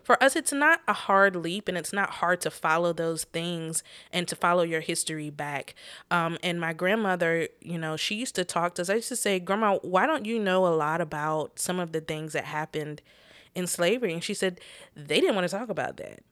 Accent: North Carolina, United States; we're from North Carolina

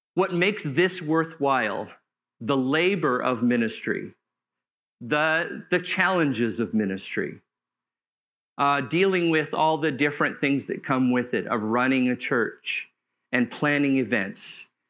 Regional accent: Southern California, United States; I grew up in Southern California near the beach

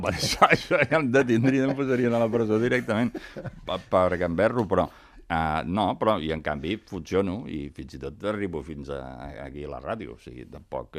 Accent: Sabadell, Catalonia, Spain; jo sóc de Sabadell

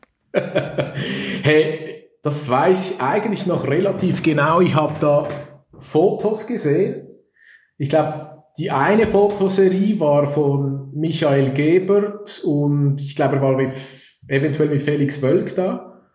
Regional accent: Zürich, Switzerland; Ich bin Zürcher. Ich komme aus der Stadt Zürich

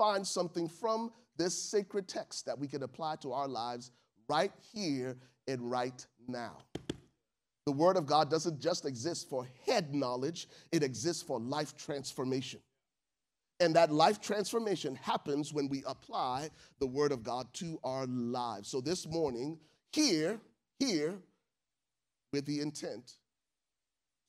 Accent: Liberia; moved away; I'm from Liberia

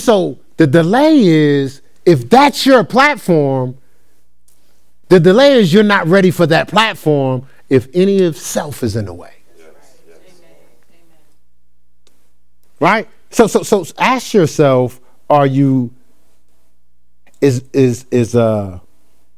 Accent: New Jersey, United States; I'm from a different culture. I'm from New Jersey.

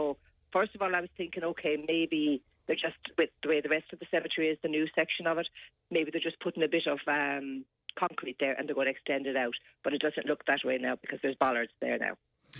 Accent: Clonmel, Munster, Ireland; also born or lived in Waterford City; now in Waterford, Ireland; Well, I live in Waterford City. My dad lives in Clonmel. I'm originally from Clonmel.

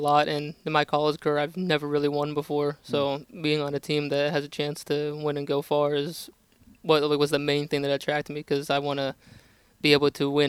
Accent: Pittsburgh, Pennsylvania, United States; moved away as an adult; I was born in Pittsburgh and grew up there my whole life.

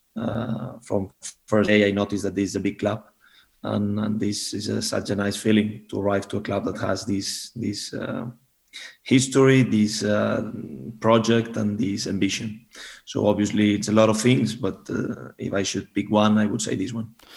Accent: Barcelona, Catalonia, Spain; moved away as an adult; now in Denmark; I'm from Barcelona

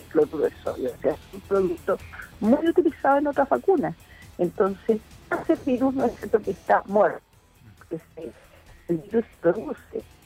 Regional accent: Chile

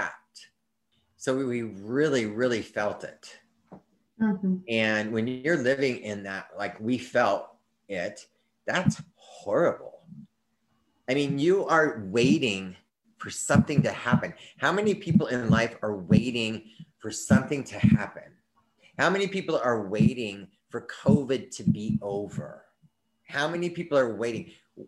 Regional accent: United States; we, as the American people

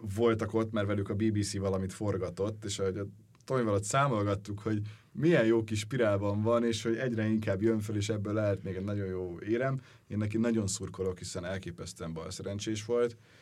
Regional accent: Hungary; mégiscsak magyarok vagyunk

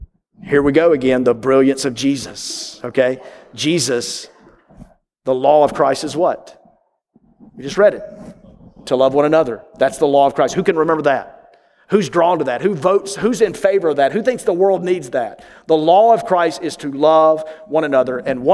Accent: New York, United States; But back in my home state of New York, when people invite you over, it means it's an audition.

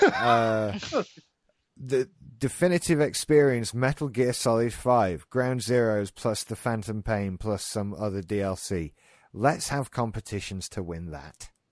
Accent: United Kingdom; being British

